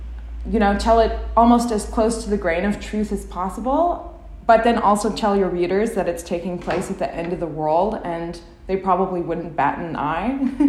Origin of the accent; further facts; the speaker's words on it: Fox Lake, Illinois, United States; moved away as an adult; also born or lived in California; we drove from my hometown, Fox Lake, Illinois, to California, where I was doing my undergrad at the time.